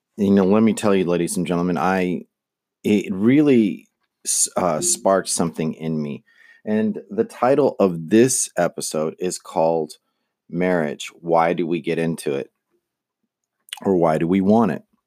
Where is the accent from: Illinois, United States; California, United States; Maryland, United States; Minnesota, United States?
California, United States; Manteca; also born or lived in Lodi, California; I was growing up in Manteca, California, which is a, a, it was a farm town